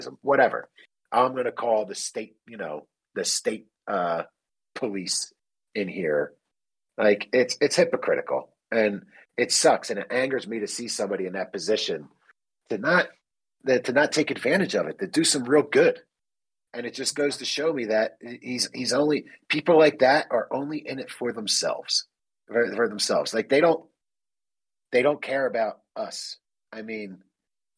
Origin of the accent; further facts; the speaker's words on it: Philadelphia, Pennsylvania, United States; also born or lived in Dallas, Texas; now in Colorado, United States; I'm from Philadelphia.